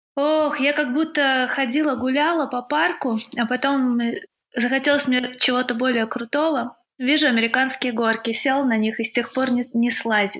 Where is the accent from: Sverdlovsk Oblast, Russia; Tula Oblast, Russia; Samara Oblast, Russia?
Tula Oblast, Russia; Tula; А я в Туле родилась и жила в Туле